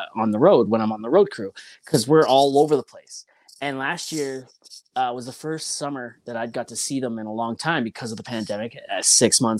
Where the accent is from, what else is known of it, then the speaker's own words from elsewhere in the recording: Ontario, Canada; moved away; also born or lived in British Columbia; I'm from Ontario originally